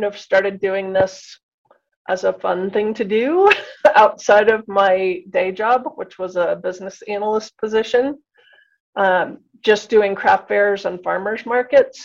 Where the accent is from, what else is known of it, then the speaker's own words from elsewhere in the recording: Boulder, Colorado, United States; I grew up in Boulder, so I have a bit of the hippie in myself